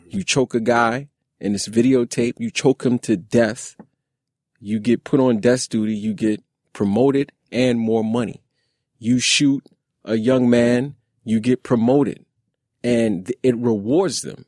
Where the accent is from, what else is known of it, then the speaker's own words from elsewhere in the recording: New York City, New York, United States; I grew up in Brownsville